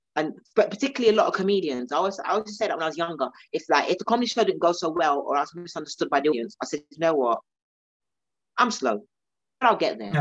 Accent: London, United Kingdom; being South Londoner

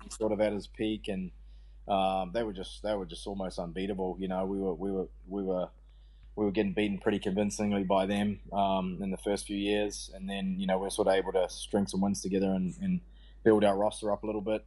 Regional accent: New Zealand; I, had a great time growing up there. It's a small, you know, sort of rural ruralish community

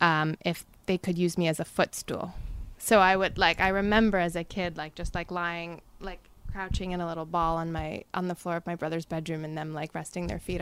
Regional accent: Amherst, Massachusetts, United States; Amherst, Massachusetts.

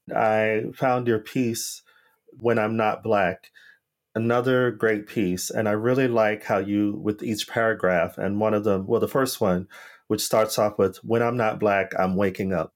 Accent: United States; now in Europe; me being here in Europe, as an American

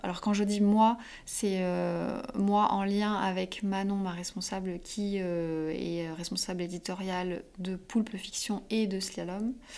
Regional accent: south of Perpignan, Occitania, France; moved away as an adult; now in Paris, France; moi, je viens du sud de Perpignan

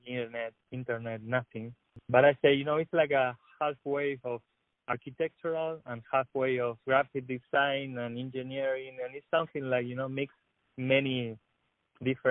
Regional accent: Argentina; born or raised there; English is a second language; moved away as an adult; also born or lived in La Plata

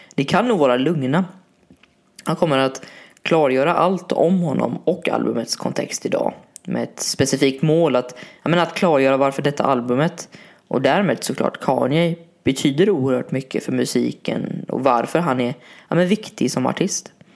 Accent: Varberg, Halland County, Sweden; min hemstad Varberg

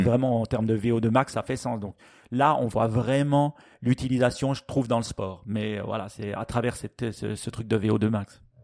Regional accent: Switzerland; chez nous en Suisse

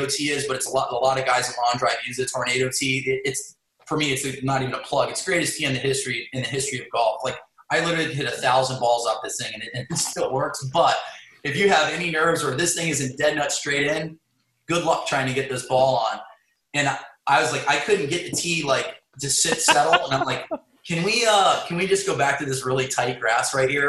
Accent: Wellington, Florida, United States; I'm from Wellington, West Palm

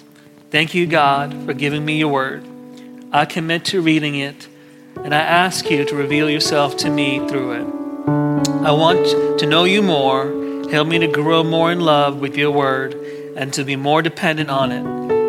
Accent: Kuwait; and I grew up in Kuwait

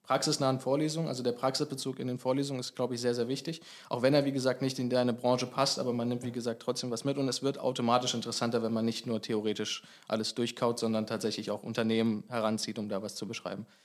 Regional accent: Eschwege, Hesse, Germany; Also ich komme aus Eschwege, 40 Kilometer von hier.

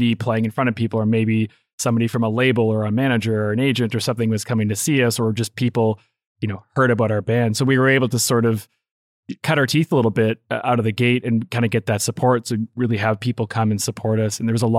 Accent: Saskatoon, Saskatchewan, Canada; growing up in Saskatoon

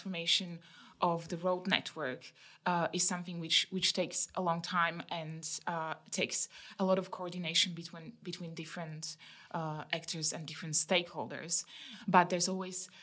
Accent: Slovakia; also born or lived in Bermondsey, London; now in London, United Kingdom; I come from Slovakia, which had been part of former Czechoslovakia

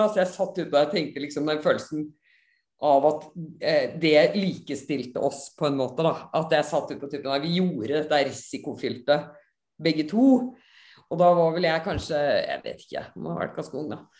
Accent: Bergen, Vestland, Norway; accent: Bergen; also born or lived in Ås; Men før jeg flyttet fra Bergen, så ble jo, da ble jo dialekten sånn som dette

